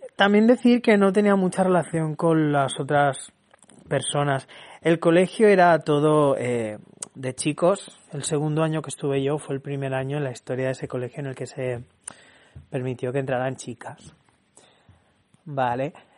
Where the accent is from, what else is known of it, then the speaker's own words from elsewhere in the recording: Barcelona, Catalonia, Spain; also born or lived in Villafranca de los Barros, Badajoz, Extremadura; Nací en Barcelona y a excepción de dos años he vivido toda mi vida en Barcelona